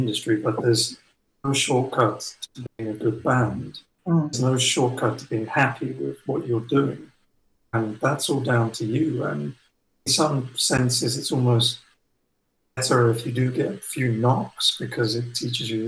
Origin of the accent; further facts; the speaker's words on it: England, United Kingdom; touring as an English band in North America